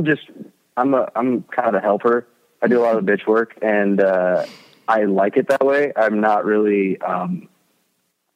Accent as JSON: {"language": "English", "town": "Auburn", "region": "California", "country": "United States", "tie": "born or raised there", "also_born_or_lived": "Colfax, California / Interior Alaska", "lives_now": "Truckee, United States", "said": "I was born and raised in a little town called Auburn, California. It's a suburb of Sacramento"}